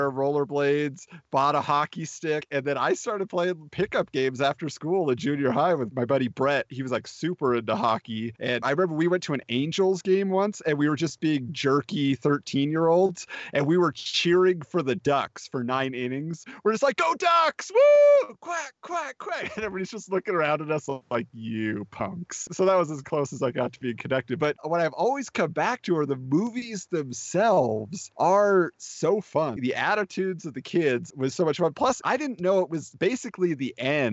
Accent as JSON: {"language": "English", "area": "Orange County", "region": "California", "country": "United States", "tie": "born or raised there", "said": "growing up in Orange County, like we did, being near Anaheim"}